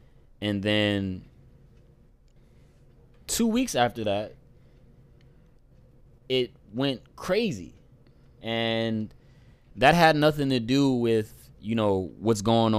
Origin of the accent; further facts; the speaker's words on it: Camden, New Jersey, United States; recording in Camden right now, Camden, New Jersey, my dad's house. And this is my big brother that I grew up with in Camden, you know, since day one.